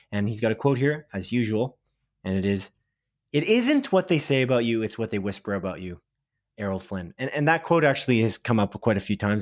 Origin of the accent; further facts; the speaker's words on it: Canada; we're Canadian